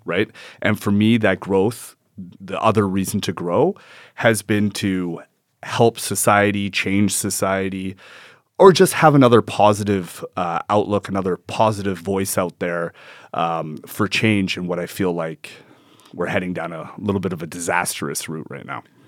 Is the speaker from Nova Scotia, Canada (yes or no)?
no; Edmonton, Alberta, Canada; I was born in Edmonton